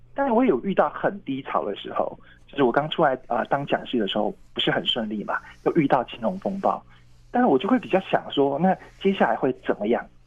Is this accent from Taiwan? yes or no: yes; Tainan, Taiwan; moved away; 因为我，我是台南人嘛哈嗯。那我有计划要，呃，搬回台南，就可以离哥哥姐姐近一点